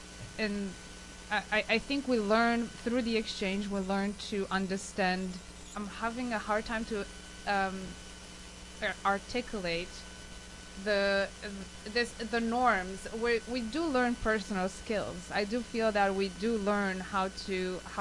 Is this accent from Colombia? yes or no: no; Romania; now in Canada; I came from Romania